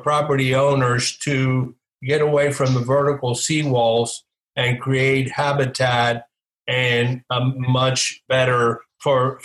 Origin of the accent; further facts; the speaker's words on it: West Palm Beach, Florida, United States; I grew up in West Palm Beach